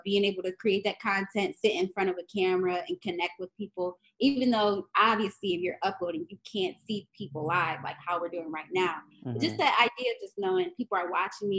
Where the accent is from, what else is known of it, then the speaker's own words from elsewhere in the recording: Niagara Falls, New York, United States; I was in this after-school program in my hometown, Niagara Falls, New York